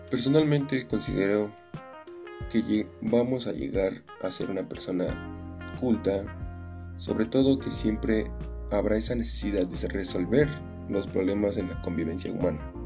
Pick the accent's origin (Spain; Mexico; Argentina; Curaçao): Mexico; Acambay?, State of Mexico; Nací en Acracomulco, Estado de México